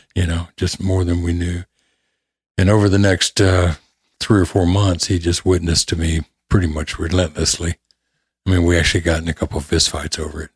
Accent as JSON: {"language": "English", "town": "Memphis", "region": "Tennessee", "country": "United States", "tie": "born or raised there", "also_born_or_lived": "Detroit, Michigan", "said": "Memphis, Tennessee. Oh, I grew up in the shadow of Graceland."}